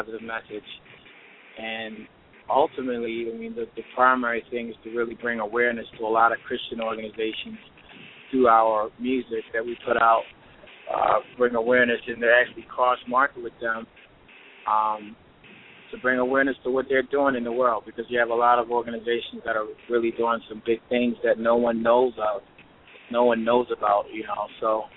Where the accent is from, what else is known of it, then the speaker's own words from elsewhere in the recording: Baltimore, Maryland, United States; I was born and raised in Baltimore, Maryland.